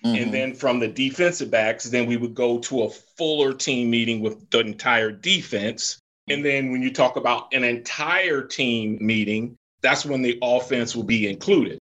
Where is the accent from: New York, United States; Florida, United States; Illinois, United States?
Florida, United States; moved away; I grew up in Florida, which in my book I described as the former Southern Confederate South